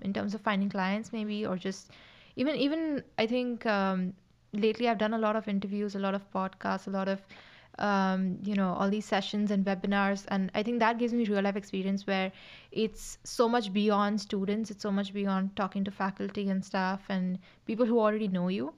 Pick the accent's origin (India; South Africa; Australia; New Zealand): India; Mumbai, Maharashtra; moved away as an adult; now in Dublin, Ireland; I'm from India, specifically Mumbai in India